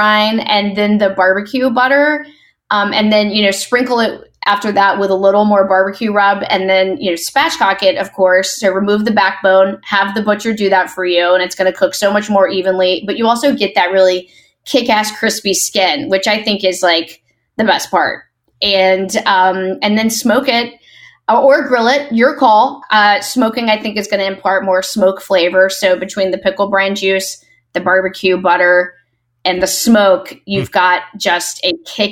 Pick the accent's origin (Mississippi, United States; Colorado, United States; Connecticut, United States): Mississippi, United States; I was born in Mississippi